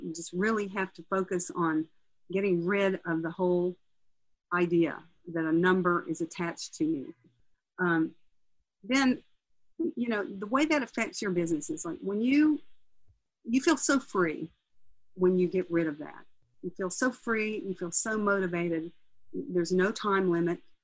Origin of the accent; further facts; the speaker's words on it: Nashville, Tennessee, United States; I was born in Nashville. I grew up in a musical family